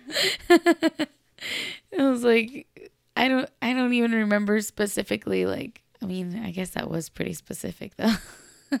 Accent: Los Angeles, California, United States; I'm from Los Angeles, California

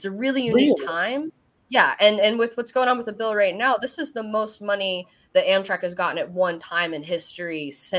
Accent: Versailles, Kentucky, United States; moved away; I came from Versailles, not Versailles, Versailles, Kentucky.

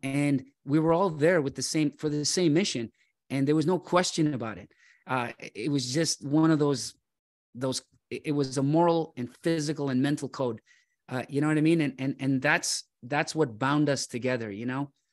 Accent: Toronto, Ontario, Canada; I grew up in Scarborough, uh, Nielsen and Shepherd area.

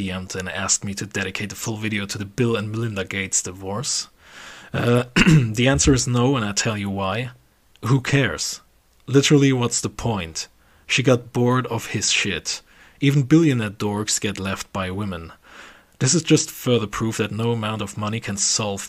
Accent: Germany; we're from Germany.

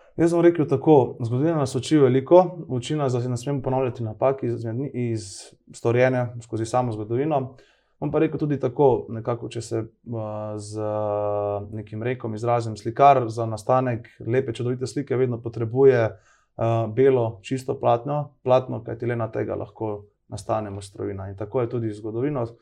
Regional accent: Idrija, Slovenia; moved away; also born or lived in Cerkno; nekako vedno v srcu seboj nosim Idrijo, oziroma tudi Cerkno, kajti del moje družine tudi prihajajo tam. In nekoliko, nekoliko, nikoli ne bom pozabil, odkje prihajam, pa čeprav mogoče lahko malo kdaj občasno skrijem moj naglas

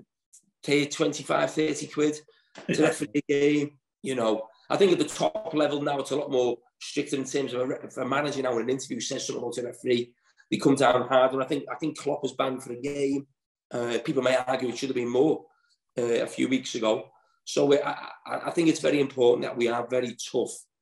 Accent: Liverpool, North West England, United Kingdom; I was born in Alderay

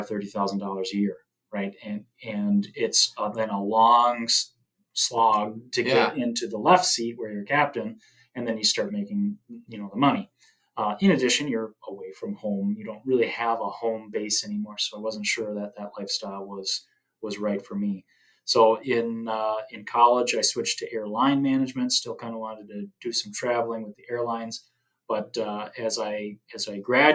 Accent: Wisconsin, United States; moved away as an adult; also born or lived in St. Cloud, Minnesota; now in Thief River Falls, United States; I'm originally from Wisconsin and moved to the great state of Minnesota when I was 18

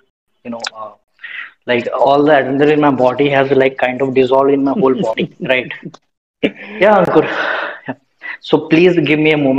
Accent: Dumka, Jharkhand, India; also born or lived in Udaipur; And so I'm from Jharkhand. It's Dumka is a teeny place in Jharkhand, Dumka. Mm-hmm. So I'm staying at my hometown.

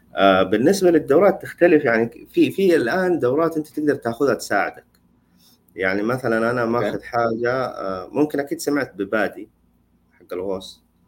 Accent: Saudi Arabia; عندنا في السعوديه

